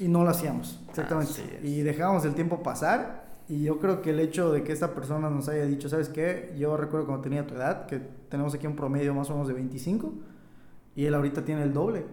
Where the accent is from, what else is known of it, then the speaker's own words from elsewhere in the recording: Oxkutzcab, Yucatán, Mexico; moved away as an adult; now in Mérida, Mexico; Me fui de mi pequeño rancho, de mi pueblo a la ciudad.